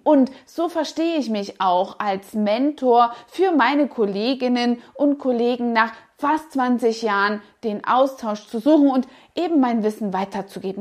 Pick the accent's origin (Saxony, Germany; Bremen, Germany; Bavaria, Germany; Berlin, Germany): Saxony, Germany; moved away; der charmante sächsische Dialekt, der mich stark an meine Heimat erinnerte